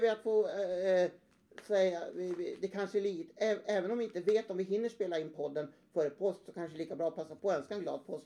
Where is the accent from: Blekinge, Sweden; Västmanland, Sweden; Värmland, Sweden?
Värmland, Sweden; som gammal värmlänning